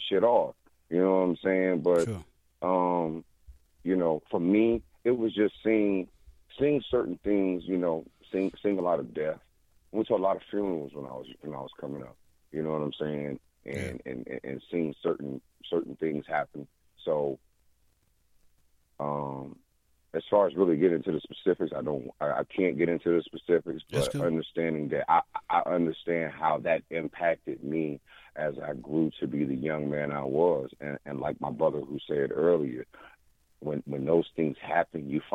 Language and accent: English; South Carolina, United States; I grew up in South Carolina